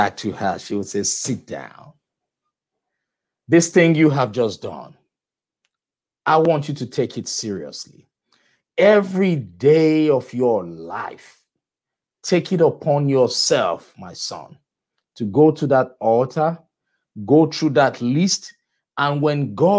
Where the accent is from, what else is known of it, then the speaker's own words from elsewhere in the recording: Nigeria; moved away; I grew up in Nigeria